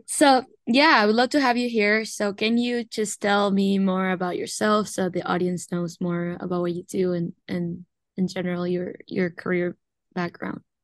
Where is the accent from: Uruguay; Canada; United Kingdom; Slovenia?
Uruguay; moved away as an adult; now in United States; I was born and raised in Uruguay, but I've been in the United States since twenty nineteen